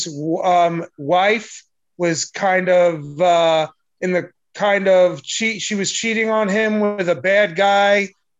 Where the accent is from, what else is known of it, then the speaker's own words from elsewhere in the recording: Long Island, New York, United States; I'm not from Brooklyn. I'm from Long Island